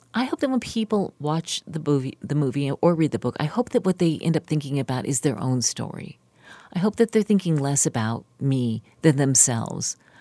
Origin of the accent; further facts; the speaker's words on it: West Virginia, United States; moved away; my family or anyone I grew up with in West Virginia